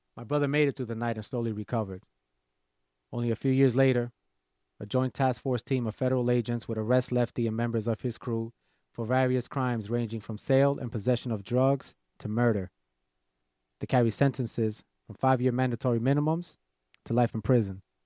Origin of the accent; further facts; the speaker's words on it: New York City, New York, United States; growing up in Washington Heights, uh, being a private school kid and going to law school